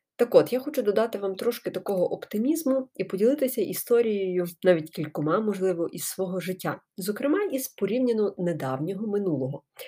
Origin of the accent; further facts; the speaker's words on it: Ukraine; moved away as an adult; also born or lived in Genappe, Belgium; я тут з України, волонтерю